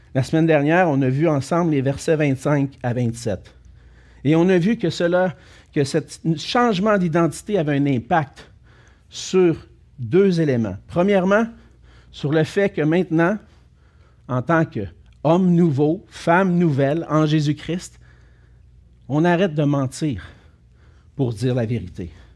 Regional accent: Quebec, Canada; on est des Canadiens français. des Québécois français du Canada

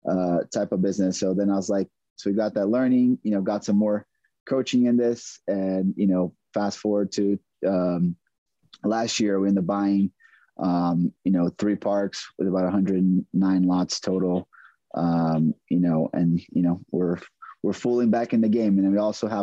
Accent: Brazil; moved away as an adult; also born or lived in McAllen, Texas; now in San Antonio, United States; I'm originally born and raised in Brazil. I came to the U.S. to on a tennis scholarship.

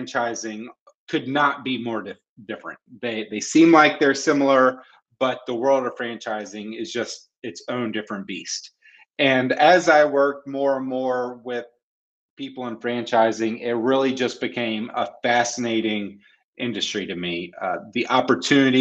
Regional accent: North Carolina, United States; I was born in North Carolina, born and raised, so I'm a Tar Heel fan

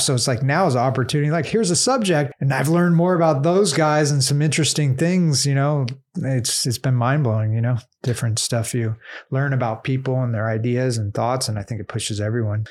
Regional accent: Southern California, United States; We're from Southern California

